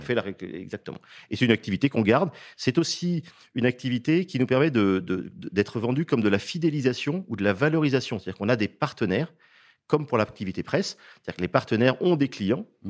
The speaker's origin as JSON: {"language": "French", "town": "Saint-Brieuc", "region": "Brittany", "country": "France", "tie": "born or raised there", "said": "je suis breton d'origine, j'y suis né"}